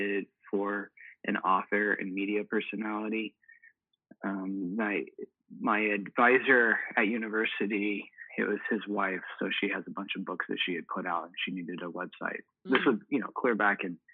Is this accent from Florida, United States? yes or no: no; Kansas City, Missouri, United States; now in Norfolk, United States; I was born in Kansas City, where I was raised to love barbecue and sports